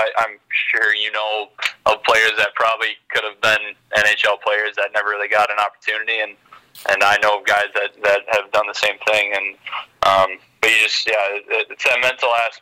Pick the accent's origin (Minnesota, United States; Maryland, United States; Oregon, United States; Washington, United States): Minnesota, United States; Rogers; I grew up in Rogers, smaller city, only 10,000-12,000, and it was a great experience